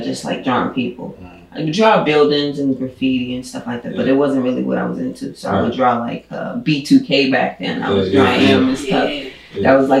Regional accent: Boston, Massachusetts, United States; I grew up, all my life I've been in Boston, except for when I went to the military. So I grew up on Stanton Street in Dorchester.

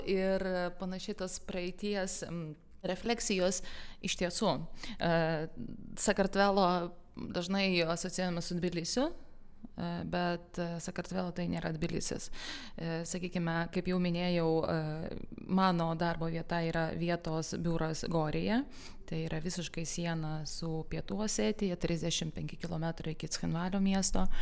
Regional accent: Lithuania; Ir kai pasakau, kad esu iš Lietuvos

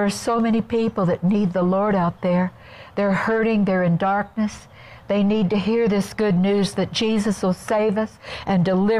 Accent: Kansas City, Missouri, United States; moved away as an adult; We went home to Kansas City, which is my hometown.

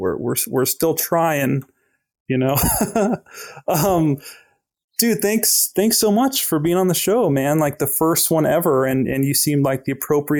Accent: Tehachapi, California, United States; I was brought up in Tehachapi

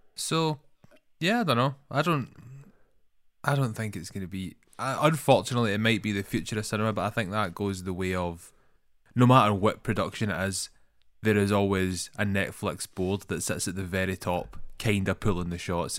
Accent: Scotland, United Kingdom; accent: Scottish; That's my most Scottish accent. I think, I don't know if I can get any more Scottish than mine.

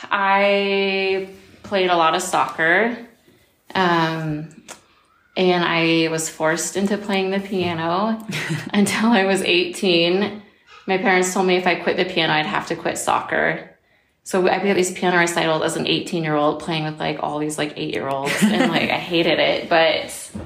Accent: Seattle, Washington, United States; also born or lived in Guam / Florida / California / Japan; So I'm from, I just say Seattle, okay. The peninsula, yeah. If you don't like Seattle. So I was born in Guam, and we lived like in Florida and California. And then I went to high school in Japan, and where I graduated.

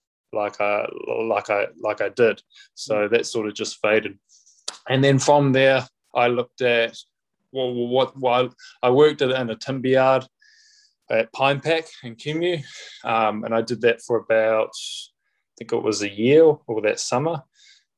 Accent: Auckland, New Zealand; also born or lived in United States; I grew up out in West Auckland, so I went to primary school out in Waimauku. So I'm a Westie

